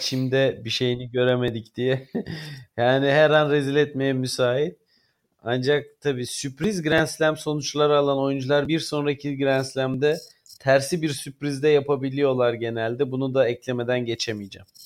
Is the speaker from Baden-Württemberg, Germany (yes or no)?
yes; Stuttgart, Baden-Württemberg, Germany; moved away; Stuttgart ki benim doğduğum şehirdir